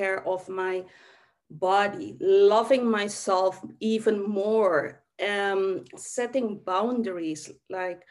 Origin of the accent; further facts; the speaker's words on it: Suriname; I was born in Suriname, South America